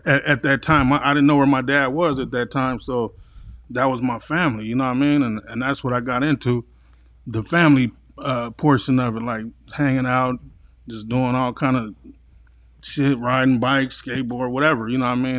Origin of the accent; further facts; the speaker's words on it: San Diego, California, United States; also born or lived in Los Angeles; I came out here in kindergarten and, you know, from then on, I, uh, lived with my grandparents